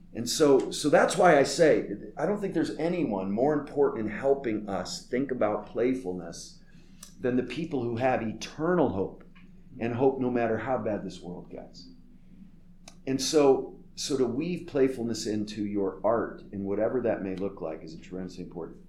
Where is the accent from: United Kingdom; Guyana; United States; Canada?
United States; Northeast; I'm from the Northeast where we say quick and often cutting things to people we love